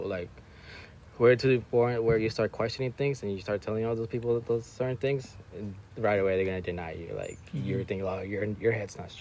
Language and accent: English; Long Beach, California, United States; moved away as an adult; now in Washington, United States; I grew up in Long Beach all my life